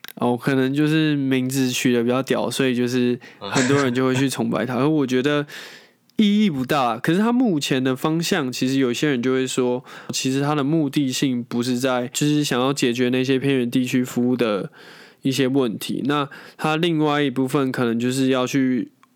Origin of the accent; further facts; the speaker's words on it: Taiwan; 我们光是我们台湾好了